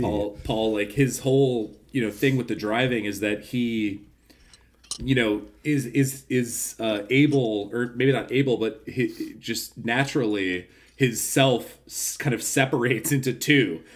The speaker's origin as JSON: {"language": "English", "country": "United States", "said": "we're fucking Americans"}